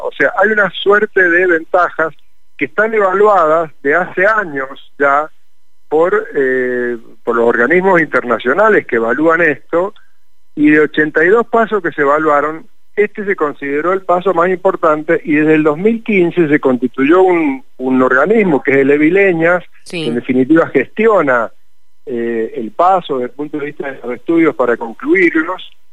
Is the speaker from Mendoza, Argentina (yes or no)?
yes; Mendoza, Argentina; vamos a hacer como mendocinos